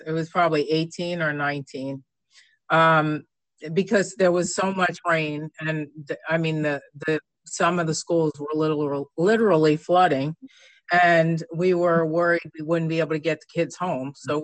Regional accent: New York, United States; moved away; growing up in New York, uh, unfortunately for a young kid, my district was the last district to, to close

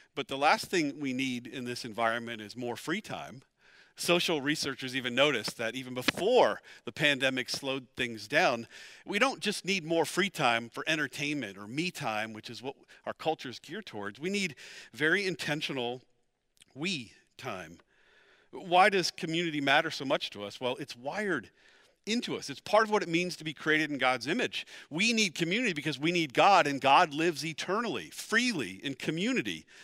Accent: Pennsylvania, United States; moved away as an adult; also born or lived in Dallas, Texas; We're both from Pennsylvania

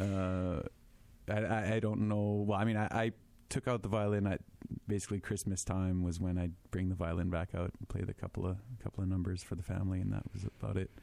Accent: Winnipeg, Manitoba, Canada; I'm a French boy, born and raised in Winnipeg

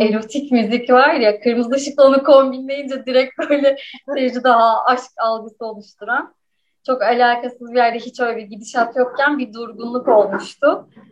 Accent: İzmir, Turkey; İzmir'de doğdum ve büyüdüm.

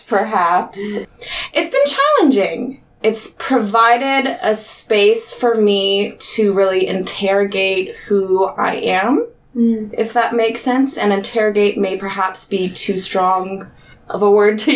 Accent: Haymarket, Virginia, United States; moved away as an adult; also born or lived in Wichita, Kansas; now in Kansas City, United States; I grew up, for the most part, out in Haymarket, Virginia

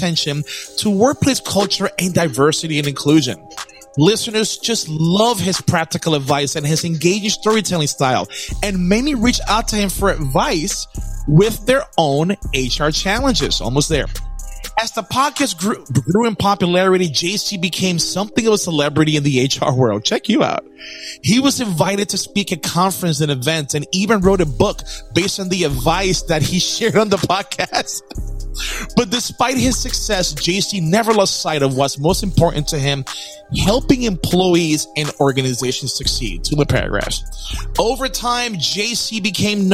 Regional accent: Puerto Rico; I'm from Puerto Rico

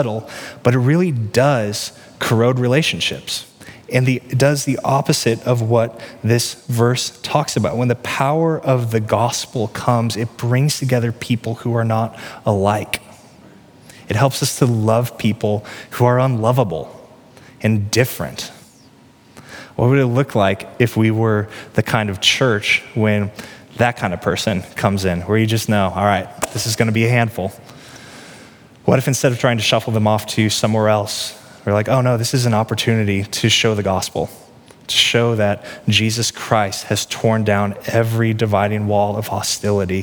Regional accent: Peculiar, Missouri, United States; moved away as an adult; now in Johnson County, Kansas, United States; I grew up in Peculiar, which is redneck town in Cass County on the Missouri side

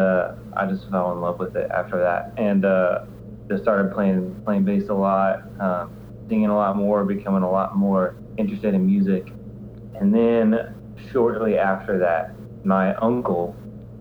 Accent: Nashville, Tennessee, United States; also born or lived in Evansville, Indiana; we moved down to Nashville, Tennessee when I was 5

